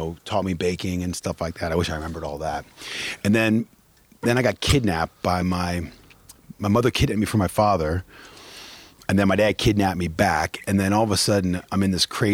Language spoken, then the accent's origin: English; Maryland, United States; moved away; also born or lived in London / Vail, Colorado; I was born and raised in Maryland, summers in Iowa with my dad's father and his mom.